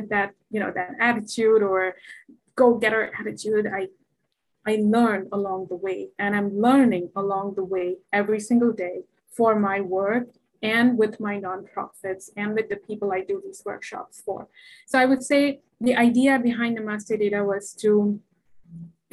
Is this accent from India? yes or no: yes; India; moved away; as a Indian woman, South Asian woman